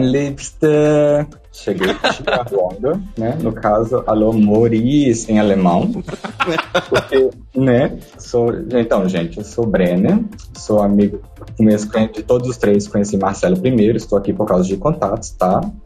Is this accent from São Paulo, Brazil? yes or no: no; Coronel Fabriciano, Minas Gerais, Brazil; moved away as an adult; also born or lived in Belo Horizonte; now in Berlin, Germany; sou de Coronel Fabriciano, Minas Gerais